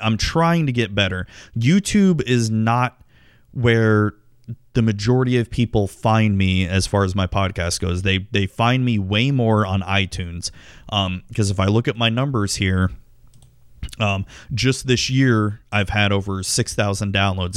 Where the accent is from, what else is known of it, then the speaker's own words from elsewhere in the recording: Tampa, Florida, United States; my hometown sports teams, the Tampa Bay Buccaneers and the Tampa Bay Devil Rays